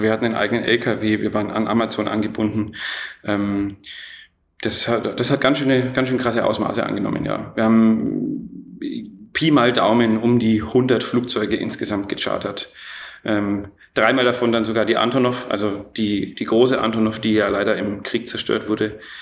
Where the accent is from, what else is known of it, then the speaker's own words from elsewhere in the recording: Erlangen, Bavaria, Germany; also born or lived in Nuremberg; Ich bin in Nürnberg geboren, in Erlangen aufgewachsen.